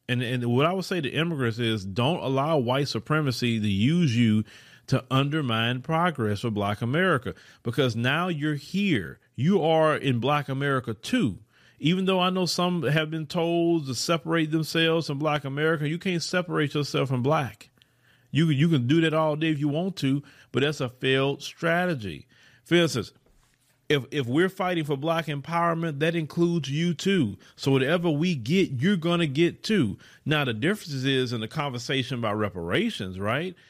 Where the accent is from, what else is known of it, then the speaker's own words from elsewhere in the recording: Port Arthur, Texas, United States; also born or lived in Houston area, Texas; now in Houston, United States; I come from Port Arthur, Texas, right? A go nowhere place.